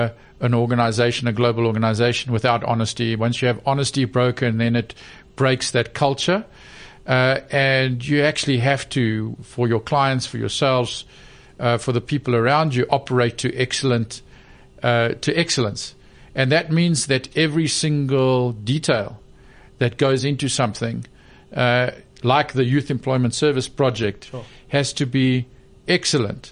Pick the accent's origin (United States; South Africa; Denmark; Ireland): South Africa; I was born 1962 in South Africa and, you know, into a deeply unequal society